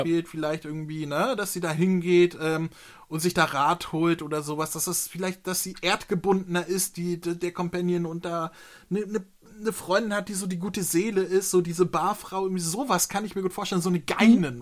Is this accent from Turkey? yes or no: no; Hamburg, Germany; ich bin hier ich, in der Nähe vom Kiez aufgewachsen, ich bin auf dem Fischbrötchen ge gezeugt worden